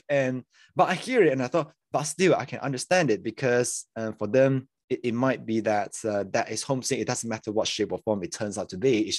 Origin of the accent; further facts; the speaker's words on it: Malaysia; moved away as an adult; yeah, so I'm a I'm a born and raised in Malaysia, next to Singapore. If people don't know, um, and then eight years ago, so I was there for like the first eighteen years of my life